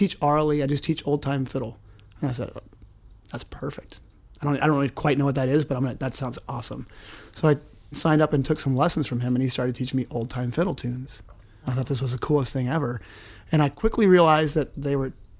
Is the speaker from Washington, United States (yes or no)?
yes; Orcas Island, Washington, United States; also born or lived in Oregon; growing up on Orcas Island in Washington, pretty small community